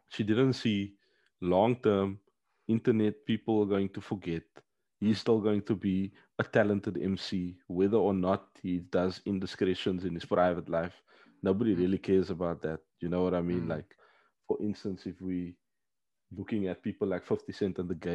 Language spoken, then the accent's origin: English; Paris, Île-de-France, France; oh, bro, when I grew up in the Parisian